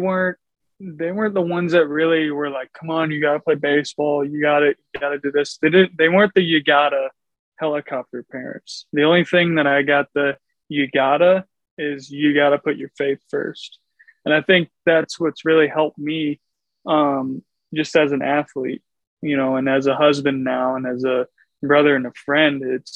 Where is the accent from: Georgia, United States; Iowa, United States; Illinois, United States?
Iowa, United States; Mount Vernon; also born or lived in Milwaukee / Chicago / St. Louis; Yeah, so initially I'm from Eastern Iowa, Mount Vernon, just outside of Cedar Rapids. I grew up kind of all over, though.